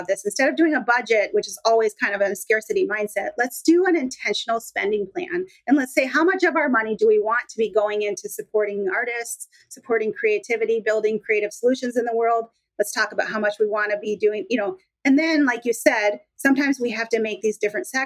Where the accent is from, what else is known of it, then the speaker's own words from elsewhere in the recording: Minnesota, United States; now in Washington, United States; I'm in Washington now. I grew up in Minnesota